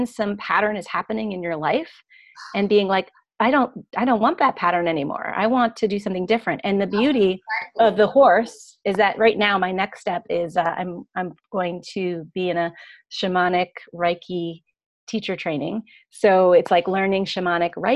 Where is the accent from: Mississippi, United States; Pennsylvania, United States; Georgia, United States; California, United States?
Pennsylvania, United States; when I was growing up in Pennsylvania